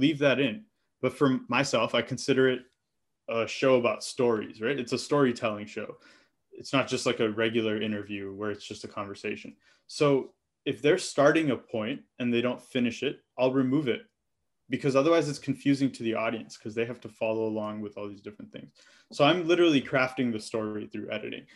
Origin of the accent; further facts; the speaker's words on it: Michigan, United States; me having grown up in a Telugu household as an Indian American